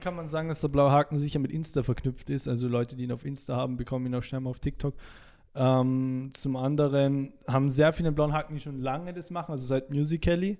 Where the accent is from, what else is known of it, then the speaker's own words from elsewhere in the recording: Salzburg, Austria; moved away as an adult; now in Vienna, Austria; ich komme aus Salzburg Stadt